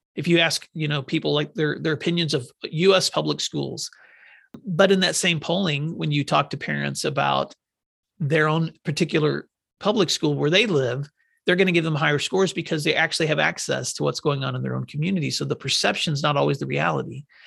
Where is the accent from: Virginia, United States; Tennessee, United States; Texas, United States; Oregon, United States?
Tennessee, United States; Northwest; moved away; When I grew up in Northwest Tennessee, we lived on a farm